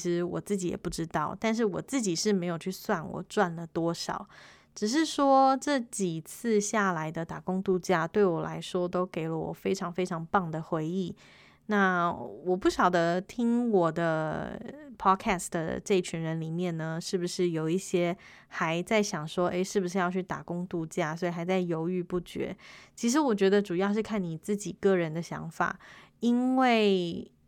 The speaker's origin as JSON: {"language": "Chinese", "country": "Taiwan", "said": "我是台湾人，Olen 台湾尼莱嫩。"}